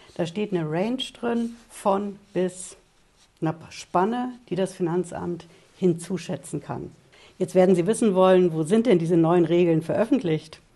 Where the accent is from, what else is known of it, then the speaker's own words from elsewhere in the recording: Germany; bei uns in Deutschland